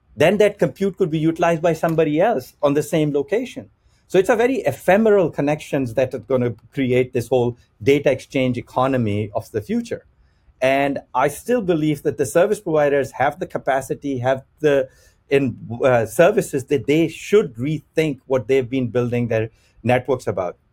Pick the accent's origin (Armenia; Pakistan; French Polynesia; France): Pakistan; moved away; I'm originally from Pakistan